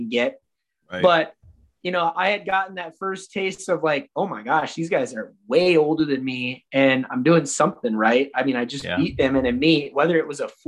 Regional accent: Minnesota, United States; I'm from Minnesota. There's no mountains anywhere near here

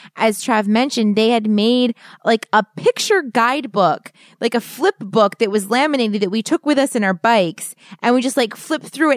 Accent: East Coast, United States; we're from the East Coast, so we have mountains, but they're not big

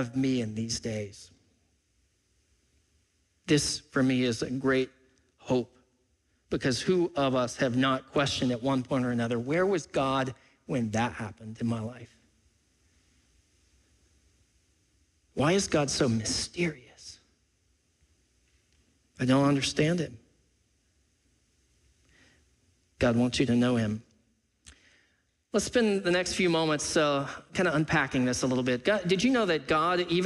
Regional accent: Freeport, Texas, United States; also born or lived in Pacific Northwest; now in Seattle area, United States; I was born and raised in South Texas. I was born in Freeport, Texas.

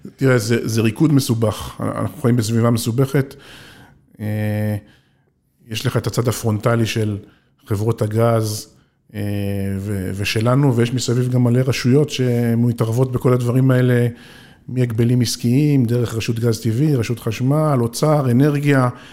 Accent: Israel; אני קיבוצניק במקור

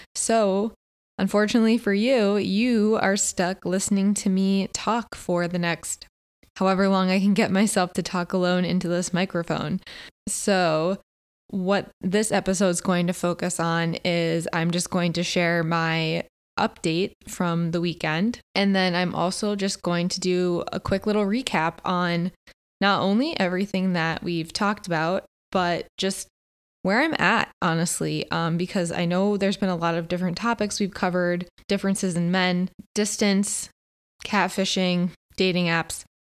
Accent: Connecticut, United States; moved away as an adult; also born or lived in Philadelphia, Pennsylvania; now in Los Angeles, United States; I grew up on the East Coast my whole life, you know, grew up in Connecticut, lived in Philly.

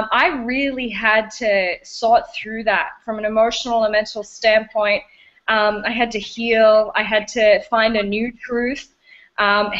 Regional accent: Australia; moved away as an adult; now in Canada; I'm originally from Australia. I'm an Aussie at heart, and I've lived in Canada now for about 9 years

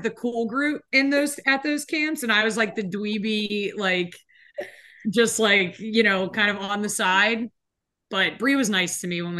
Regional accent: New Jersey, United States; I'm from South Jersey.

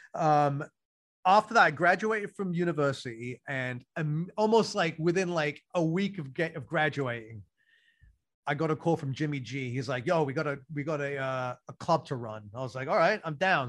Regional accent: London, United Kingdom; moved away; so I grew up in London

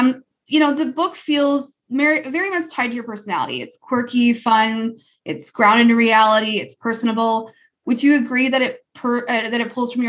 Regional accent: United States; I'm not from Quebec. I'm American.

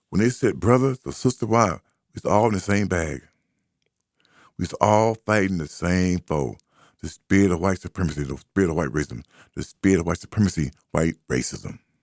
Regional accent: United States; I grew up up on Highland Street.

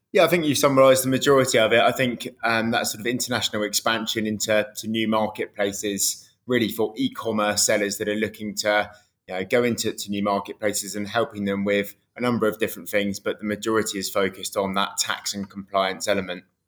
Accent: United Kingdom; I grew up uh, same in the, in the, UK, really

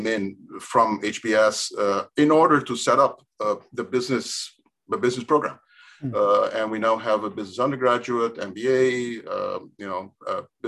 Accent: Curaçao; I grew up in Curaçao.

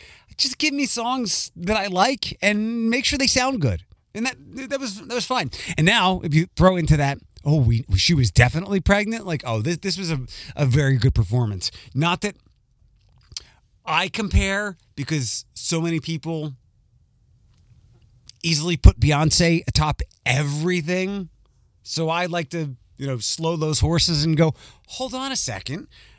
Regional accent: Philadelphia, Pennsylvania, United States; accent: Philly; And you can hear some of my Philly accent.

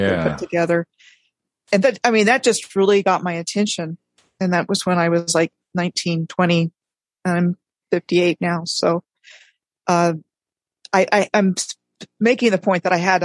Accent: Rockville, Maryland, United States; also born or lived in Fairbanks, Alaska; now in Oklahoma, United States; I grew up in Rockville, Maryland

